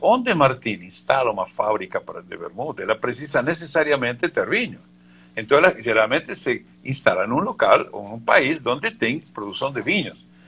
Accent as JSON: {"language": "Portuguese", "region": "Mendoza", "country": "Argentina", "tie": "born or raised there", "also_born_or_lived": "Buenos Aires", "second_language": "Portuguese", "moved": "as an adult", "lives_now": "Brazil", "said": "Eu sou argentino, nascido em Buenos Aires e criado e, e formado em Mendoza"}